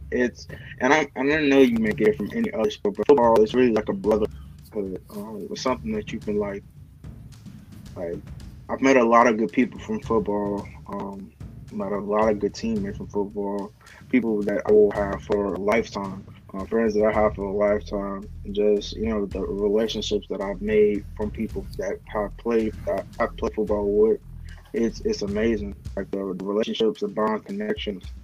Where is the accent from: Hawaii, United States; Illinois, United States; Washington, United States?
Illinois, United States; Chicago; Well, um, you know, growing up in Chicago is pretty it's pretty hard. Um, you gotta have kind of thick skin to, uh, to grow up in a windy city.